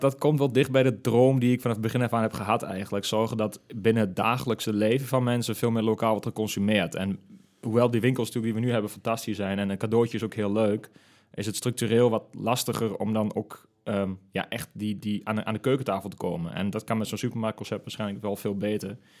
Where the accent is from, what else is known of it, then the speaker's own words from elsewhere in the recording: De Lutte, Overijssel, Netherlands; also born or lived in Nijmegen; ik ben ook echt tukker in hart en nieren. En ik kom uit de Lutte oorspronkelijk.